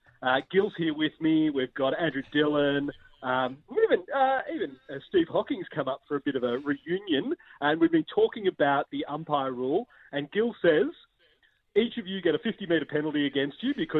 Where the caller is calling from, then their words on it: North Fitzroy, Victoria, Australia; Well, I'm from North Fitzroy, but we do have a weekend in Mount Macedon